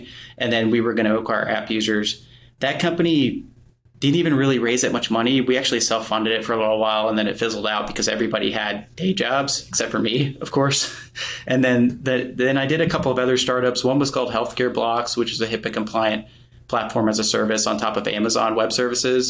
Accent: Atlanta, Georgia, United States; moved away as an adult; also born or lived in Murfreesboro, Tennessee; I grew up in Atlanta, Georgia.

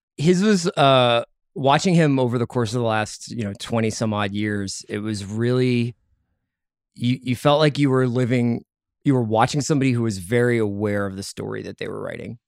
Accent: Philadelphia, Pennsylvania, United States; now in Los Angeles, United States; a Philadelphian

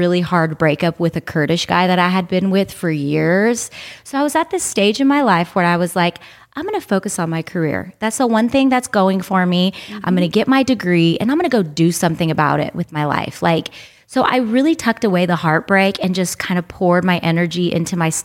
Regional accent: United States; now in Los Angeles, United States; we were growing up here in America and I was born in America

